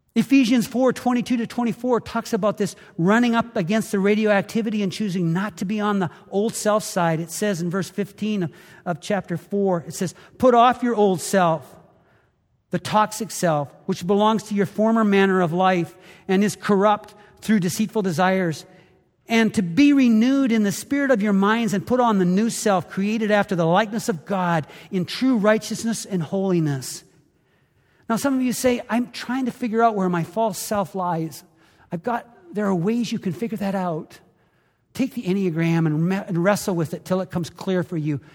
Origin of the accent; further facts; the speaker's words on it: Canada; now in United States; Growing up in Canada, I played a lot of hockey